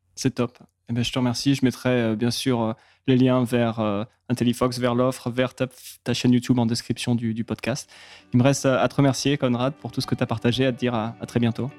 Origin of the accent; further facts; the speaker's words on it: France; vu qu'on est français